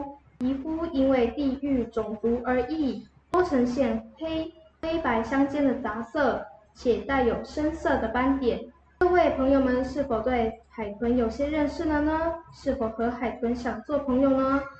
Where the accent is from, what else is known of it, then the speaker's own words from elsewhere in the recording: Guangfu, Hualien County, Taiwan; 小主播…，我来自花莲县光复乡。